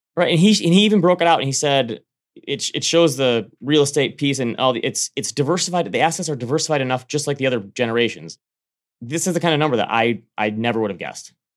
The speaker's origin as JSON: {"language": "English", "country": "United States", "tie": "born or raised there", "moved": "yes", "said": "it touches my home state"}